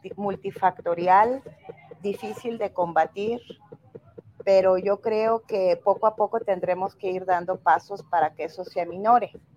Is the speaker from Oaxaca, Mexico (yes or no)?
no; Tonalá, Jalisco, Mexico; also born or lived in Mexico City; yo nací por casualidad en la Ciudad de México, he vivido toda mi vida prácticamente aquí en Tonalá